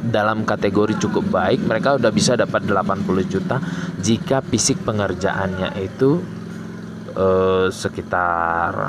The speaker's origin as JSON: {"language": "Indonesian", "region": "Aceh", "country": "Indonesia", "said": "terutama di kabupaten saya Aceh Tenggara. Nah, jadi di tempat saya saat sekarang ini sedang dilaksanakan sebuah pesta demokrasi ya"}